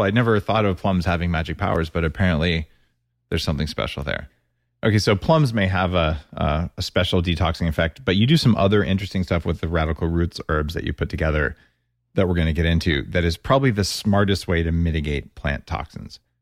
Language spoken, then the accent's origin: English; New Mexico, United States; I grew up in New Mexico with green chili